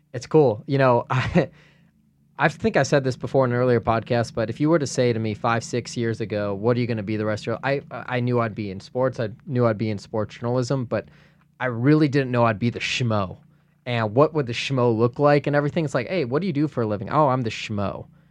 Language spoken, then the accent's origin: English; Chicago, Illinois, United States; moved away as an adult; also born or lived in Tucson, Arizona; growing up in Chicago and then going to Arizona